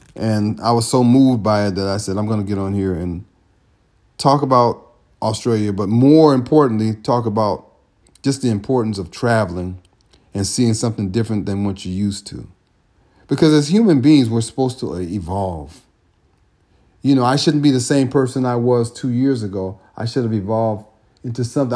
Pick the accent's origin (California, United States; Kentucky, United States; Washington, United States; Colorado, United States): California, United States; moved away; I live in California. California is amazing. California, I grew up in California and didn't know California until I came back